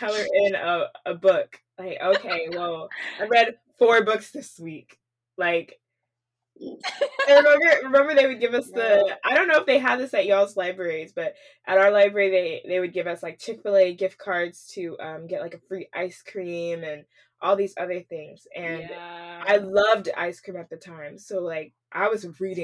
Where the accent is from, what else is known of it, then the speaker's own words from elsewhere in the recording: Wylie, Texas, United States; moved away as an adult; also born or lived in New Jersey; now in Houston, United States; we both actually like to say that we're from Dallas, but specifically from Wiley, Texas